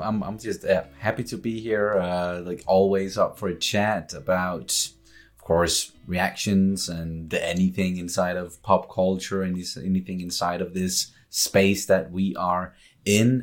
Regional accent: Copenhagen, Capital Region of Denmark, Denmark; moved away as an adult; now in Funen, Denmark; I was born and raised in Copenhagen

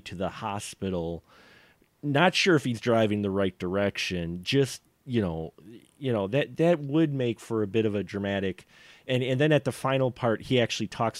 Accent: Wisconsin, United States; I'm from Wisconsin

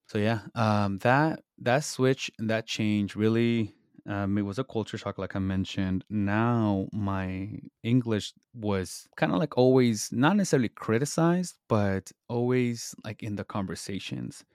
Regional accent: Salinas, California, United States; I was born and raised in Salinas, California, how we call it, the Salad Bowl

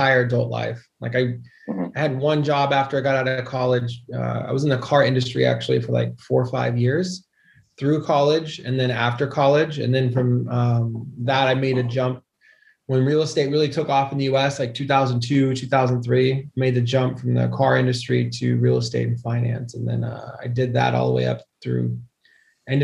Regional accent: Southern California, United States; moved away as an adult; now in Marbella, Spain; But I was born and raised in California, grew up in nice. Southern California

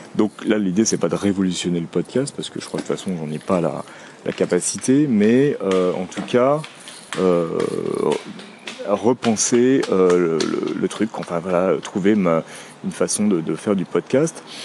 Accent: Paris, Île-de-France, France; je suis un vrai Parisien finalement. Même si je suis né en banlieue et que j'habite en, très proche banlieue.

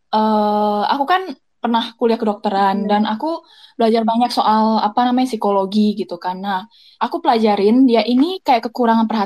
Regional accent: Jakarta, Indonesia; now in United States; Uh, aku asli dari Jakarta sekarang uh, lagi jadi student ya di luar negeri di Amerika

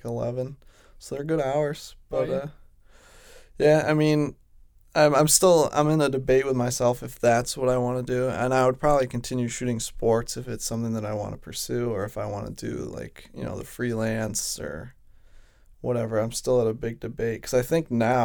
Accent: New York, United States; We told everybody we're from New York

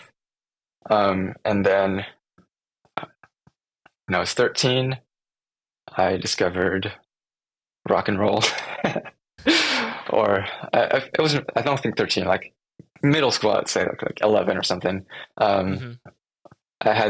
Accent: France; moved away as an adult; also born or lived in Taiwan; now in Seattle, United States; I was born in Taiwan. And then we moved to France when I was around 1 year, 1 year old. Mm-hmm. And so that's where I grew up, in France

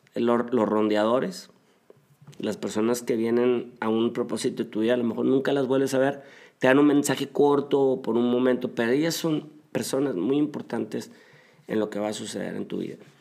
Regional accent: Monterrey, Nuevo León, Mexico; moved away as an adult; now in Atlanta, United States; vengo de Monterrey

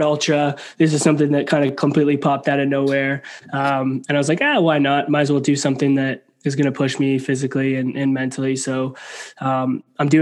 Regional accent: Canada; I'm a Canadian boy at heart

